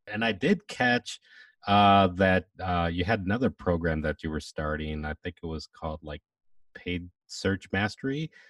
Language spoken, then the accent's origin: English; Atlanta, Georgia, United States; Yeah, I'm from Atlanta, Georgia, born and raised.